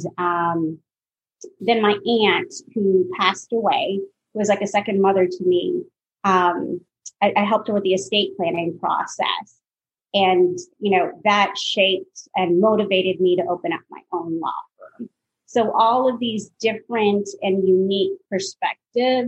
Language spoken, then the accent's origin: English; Toronto, Ontario, Canada; also born or lived in Iowa, United States / Miami, Florida, United States; now in Atlanta, United States; I grew up in Toronto, Canada, so it was a very multicultural environment, very diverse environment. And then my family moved down to Atlanta in 1994